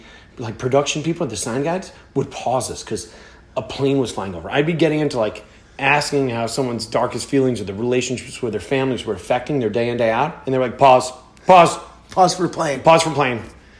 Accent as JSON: {"language": "English", "town": "Philadelphia", "region": "Pennsylvania", "country": "United States", "said": "We're from Philadelphia."}